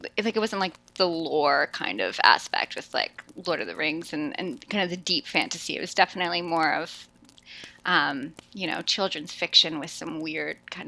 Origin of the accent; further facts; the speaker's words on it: Toronto, Ontario, Canada; now in Vancouver, Canada; I was born in Toronto, but I live in Vancouver. I've been here for a while